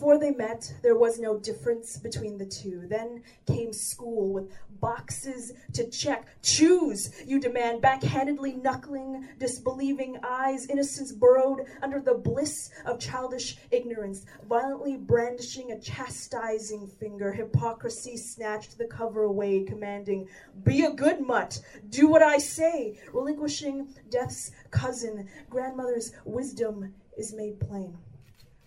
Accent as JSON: {"language": "English", "country": "Canada", "tie": "born or raised there", "also_born_or_lived": "Philippines", "said": "I was basically raised here, so I have a very Canadian identity"}